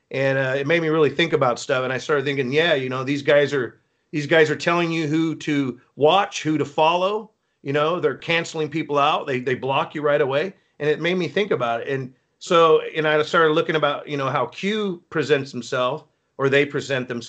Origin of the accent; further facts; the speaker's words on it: Northern California, United States; I'm from Northern California